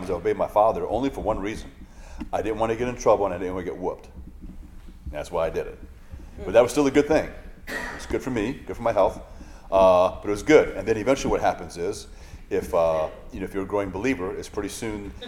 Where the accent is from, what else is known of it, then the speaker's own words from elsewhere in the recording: Hawaii, United States; growing up in Hawaii